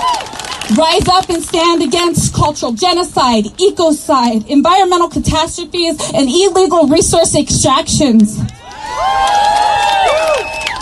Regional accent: Cheyenne River Sioux Reservation, South Dakota, United States; I am from the Cheyenne River Sioux Reservation.

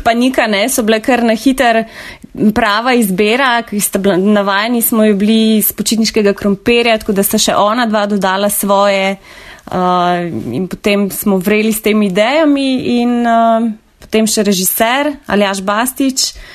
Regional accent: Novo Mesto, Southeast Slovenia, Slovenia; prihajam iz Dolenske, iz Novega mesta

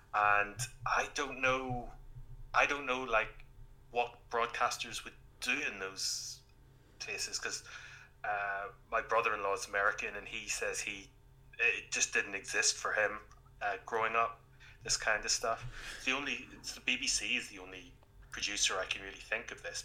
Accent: Northern Ireland, United Kingdom; growing up in Northern Ireland

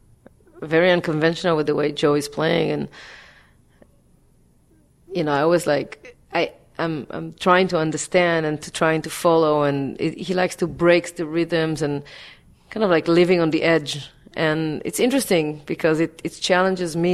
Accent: Israel; now in New York, United States; I grew up in Israel

